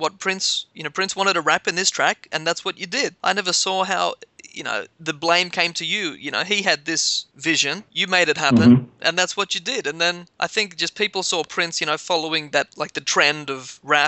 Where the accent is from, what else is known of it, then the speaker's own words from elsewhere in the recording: Australia; I was this white kid growing up in Australia